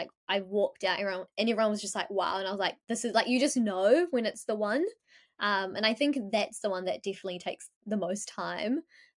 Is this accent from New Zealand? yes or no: yes; New Zealand; you know what, I'm also from New Zealand. So it was like, I wanted to integrate both our cultures.